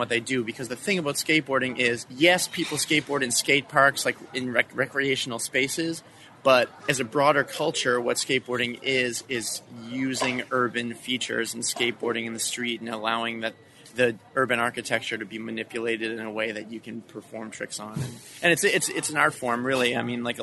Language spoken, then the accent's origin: English; Halifax, Nova Scotia, Canada; I'm from Halifax, Nova Scotia, Canada.